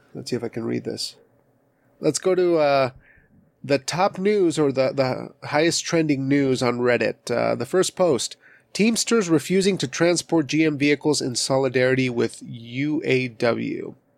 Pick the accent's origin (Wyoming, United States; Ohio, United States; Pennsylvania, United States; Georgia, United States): Wyoming, United States; I was raised in Wyoming